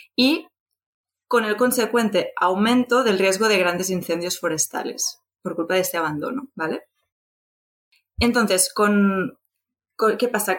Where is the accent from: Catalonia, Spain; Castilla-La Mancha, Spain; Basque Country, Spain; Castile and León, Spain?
Catalonia, Spain; Barcelona; soy de Barcelona